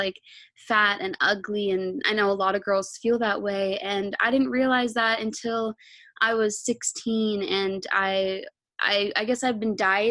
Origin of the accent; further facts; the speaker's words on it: Canada; I'm 19 years old and I'm from Canada.